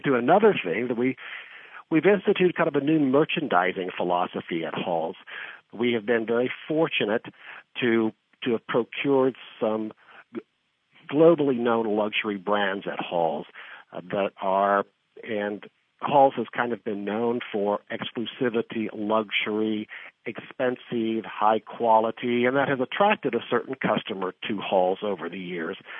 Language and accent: English; southeastern Kansas, United States; moved away as an adult; also born or lived in San Diego / Newport Beach / Beverly Hills; now in Kansas City, United States; I grew up in the Midwest in southeastern Kansas